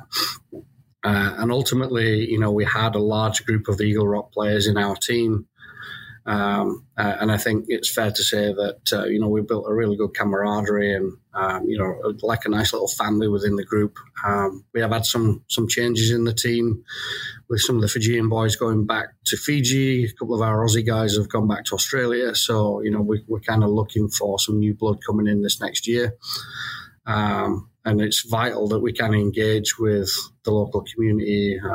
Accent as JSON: {"language": "English", "town": "Keighley", "region": "Yorkshire and the Humber", "country": "United Kingdom", "also_born_or_lived": "Southern California", "moved": "yes", "said": "I'm a Keighley lad who's followed Leeds Rhinos since I was a kid"}